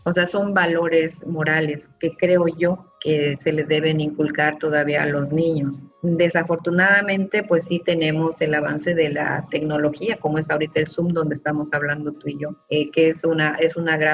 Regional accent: Morelos, Mexico; now in Cancún, Mexico; me deshidraté porque nosotros llegamos del estado de Morelos

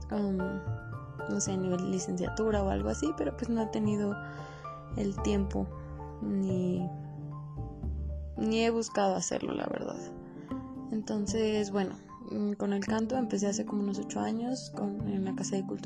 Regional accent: Sombrerete, Zacatecas, Mexico; born there; Eh, nací en Sombrerito, Zacatecas y tengo 22 años.

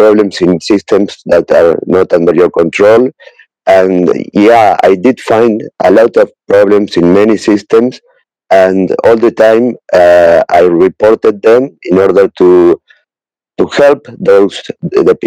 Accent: Uruguay; I am from Uruguay, South America

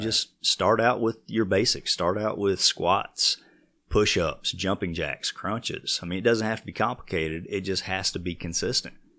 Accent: Vail, Colorado, United States; growing up in Vail, everybody had horses

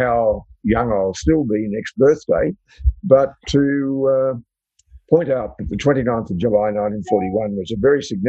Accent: Longreach, Queensland, Australia; moved away; also born or lived in North Sydney; I was born in North Sydney, but I actually lived, my parents lived at the time in Western Queensland near the town of Longreach

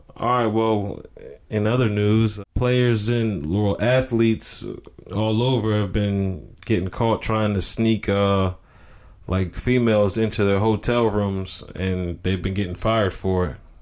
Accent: North Carolina, United States; I'm from North Carolina

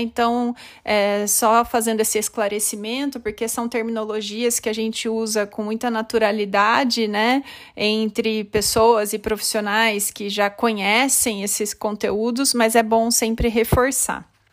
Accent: Limeira, São Paulo, Brazil; moved away as an adult; also born or lived in Osasco / São Caetano do Sul / Marília / Campinas; eu sou natural de Limeira, no estado de São Paulo, mas desde 2003 morando em diferentes cidades

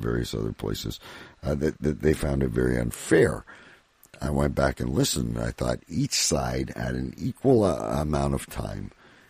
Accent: Canada; as a Canadian

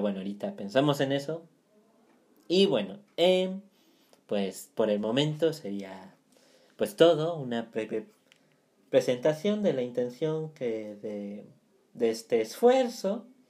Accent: Mexico City, Mexico; Yo soy de Ciudad de México

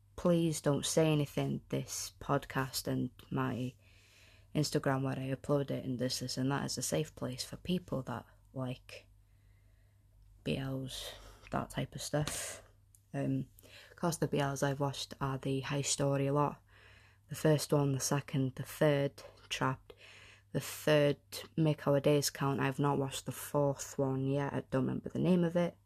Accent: North Wales, United Kingdom; I am from Wales, the North, North Wales

